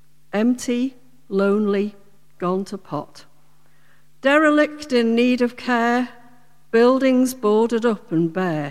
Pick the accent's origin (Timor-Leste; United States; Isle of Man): Isle of Man; Port Soderick; I was brought up in Port Sodric from about the age of eight